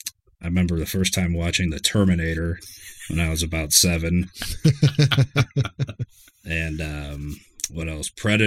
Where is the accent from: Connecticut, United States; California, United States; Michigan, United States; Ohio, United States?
Ohio, United States; Mentor; I'm from Menor, Ohio. Menor Headlands, Ohio.